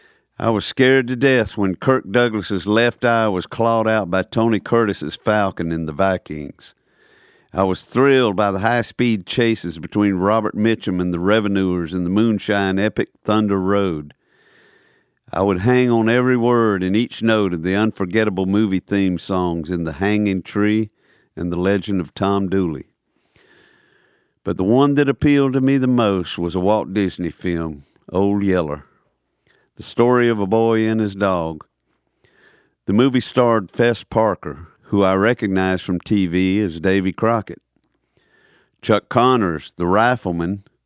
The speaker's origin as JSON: {"language": "English", "town": "Tripoli", "region": "Tripoli District", "country": "Libya", "tie": "born or raised there", "said": "it was a lot like growing up in Tripoli, Libya, where the blues were bluer, the greens were greener, and real life never paled in comparison."}